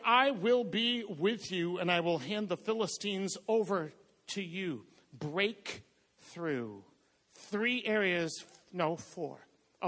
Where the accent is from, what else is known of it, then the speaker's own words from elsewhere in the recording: Boston, Massachusetts, United States; I'm from Boston